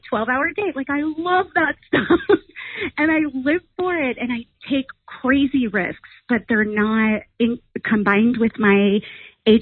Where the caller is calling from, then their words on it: California, United States; I'm calling from California